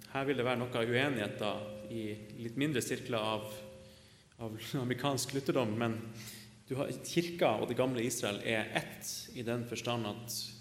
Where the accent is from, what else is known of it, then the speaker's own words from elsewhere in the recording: Northern Norway, Norway; av legning så er jeg nordlending